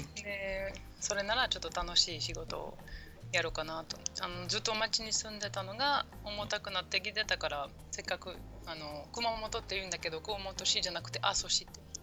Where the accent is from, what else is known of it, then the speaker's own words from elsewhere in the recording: Belgium; Japanese is a second language; moved away as an adult; also born or lived in Osaka, Japan; now in Aso, Japan; 自分のベルギー、まあ、のベルギー人としてベルギー人も、まあ、生まれ育ちもそこなんだけど